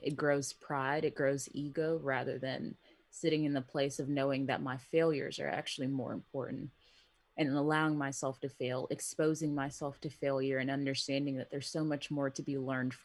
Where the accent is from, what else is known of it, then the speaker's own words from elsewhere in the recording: United States; I'm Nigerian American.